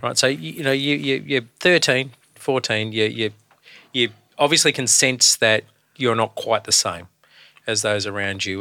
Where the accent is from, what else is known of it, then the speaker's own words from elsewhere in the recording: Australia; being a, a man of colour, growing up in Australia through the late seventies, early eighties